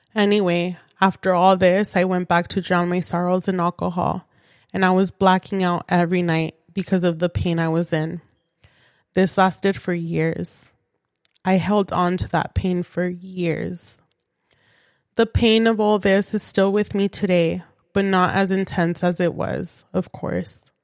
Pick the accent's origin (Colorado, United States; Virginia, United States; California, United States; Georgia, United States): California, United States; San Fernando Valley; I was born and raised in the San Fernando Valley.